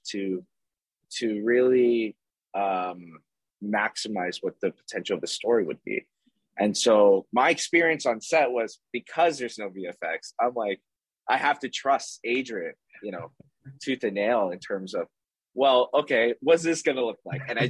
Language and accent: English; Toronto, Ontario, Canada; we're from Toronto, Canada